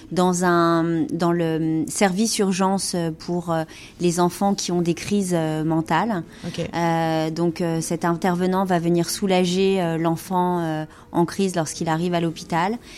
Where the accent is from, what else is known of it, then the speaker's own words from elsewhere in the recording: France; now in North America; en tant que Française